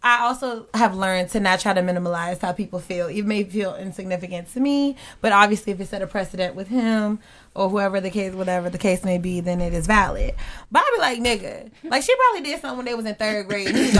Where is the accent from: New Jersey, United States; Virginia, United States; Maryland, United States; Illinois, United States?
Virginia, United States; we're from Virginia, the capital of the Confederacy, Richmond